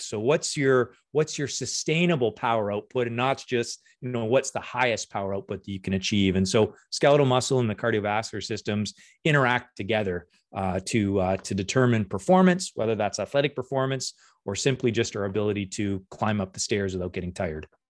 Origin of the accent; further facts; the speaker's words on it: Windsor, Ontario, Canada; moved away as an adult; also born or lived in Guelph / Copenhagen; now in Hamilton, Canada; I'm originally from Windsor